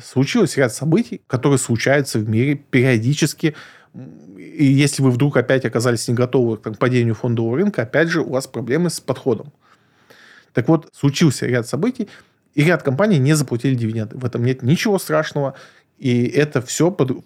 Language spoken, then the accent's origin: Russian; Moscow, Russia; я избалованный москвич